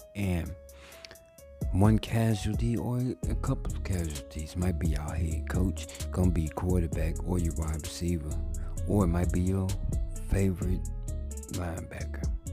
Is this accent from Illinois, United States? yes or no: no; Monroe, Louisiana, United States; moved away as an adult; now in Dallas, United States; my hometown, of Monroe, Louisiana